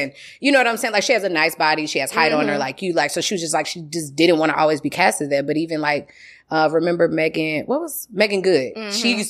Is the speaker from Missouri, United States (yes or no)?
yes; St. Louis, Missouri, United States; Girl, I'm from St. Louis.